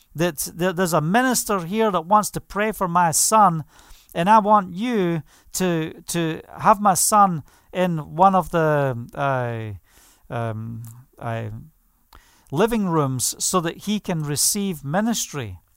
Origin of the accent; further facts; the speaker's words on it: Scotland, United Kingdom; I was brought up in Scotland